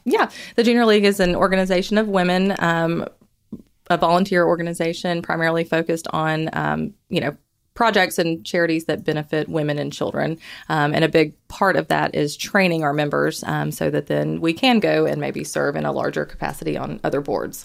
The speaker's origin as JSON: {"language": "English", "town": "Huntsville", "region": "Alabama", "country": "United States", "said": "I'm originally from Huntsville. I tried to move away a couple times, but ended up coming back here."}